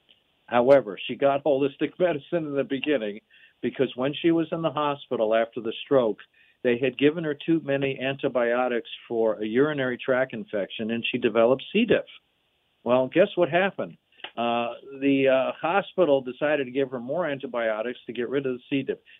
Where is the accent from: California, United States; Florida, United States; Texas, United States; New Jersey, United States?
New Jersey, United States; now in Los Angeles, United States; I was born in New Jersey